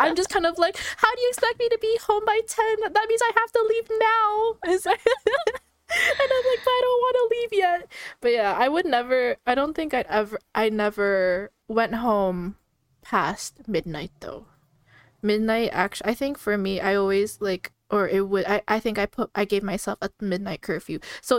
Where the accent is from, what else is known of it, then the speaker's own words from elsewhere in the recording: Canada; I come from like a Filipino household, so I'm Filipino Canadian